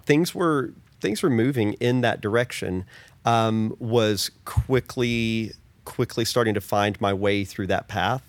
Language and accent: English; Oklahoma, United States; I grew up in Oklahoma, the Southern Baptist Church